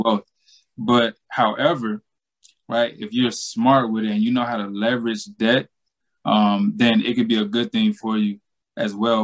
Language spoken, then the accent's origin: English; Georgia, United States; born or raised there